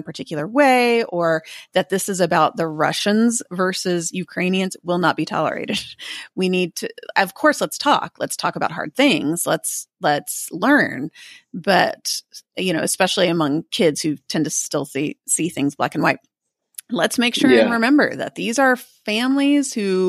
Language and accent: English; United States; also born or lived in Kosovo; as an American